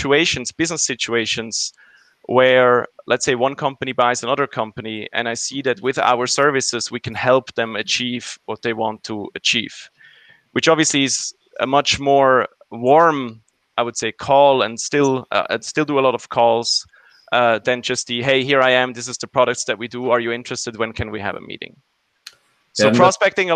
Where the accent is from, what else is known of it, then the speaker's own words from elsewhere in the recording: Zurich, Switzerland; I migrated back to my hometown Zurich